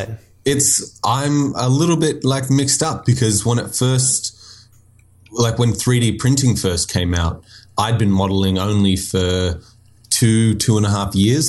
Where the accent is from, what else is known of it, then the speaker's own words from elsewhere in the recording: Nowra, New South Wales, Australia; also born or lived in Florida, United States; I was born in America, but I lived in like south of Sydney, uh, a few hours south for most of my teenage life